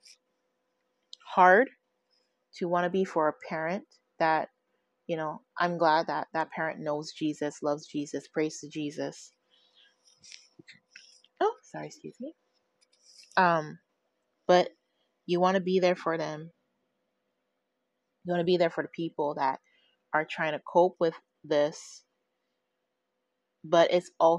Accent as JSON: {"language": "English", "country": "United States", "tie": "born or raised there", "moved": "yes", "lives_now": "California, United States", "said": "I am from a different state. I am not from the state of California. I am the only person in my immediate family that is in California. Everybody else is back in my home state."}